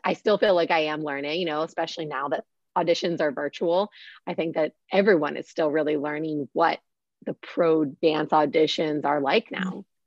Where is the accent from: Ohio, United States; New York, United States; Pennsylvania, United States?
Pennsylvania, United States; Pittsburgh; moved away; growing up in Pittsburgh, we did not have any Steelers cheerleaders